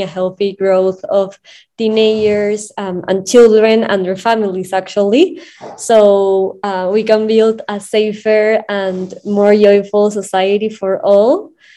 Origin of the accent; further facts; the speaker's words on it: Lima, Peru; I'm from Lima, Peru